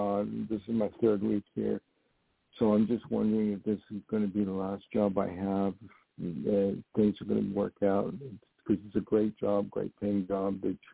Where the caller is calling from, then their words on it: New York, United States; Hi, this is … I'm calling from New York.